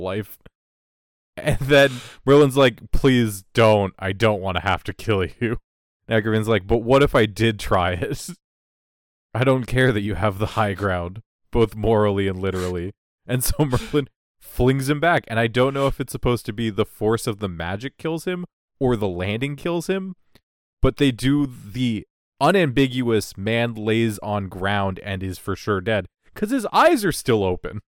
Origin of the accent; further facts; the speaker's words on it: Canada; as a Canadian